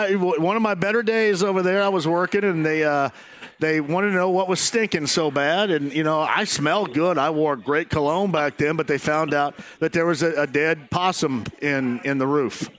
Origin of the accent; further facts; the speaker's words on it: Eastern Greene, Indiana, United States; where I grew up in Eastern Green